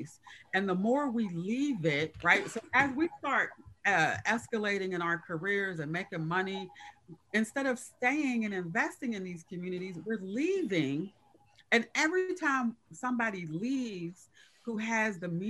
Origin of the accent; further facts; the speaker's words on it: Pittsburgh, Pennsylvania, United States; also born or lived in Hazelwood, Pittsburgh; as a child, grew up in the Hill District, but then as an adult, I moved to Hazelwood